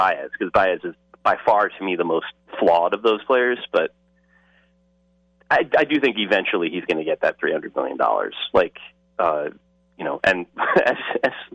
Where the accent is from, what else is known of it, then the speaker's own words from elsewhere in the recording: United States; my right as an American